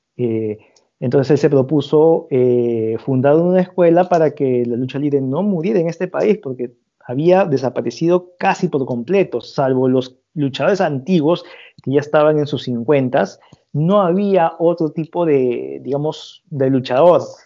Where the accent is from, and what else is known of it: Peru